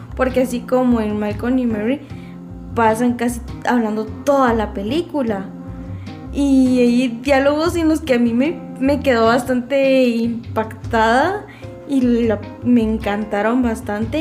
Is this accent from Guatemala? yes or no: yes; Guatemala; como guatemaltecos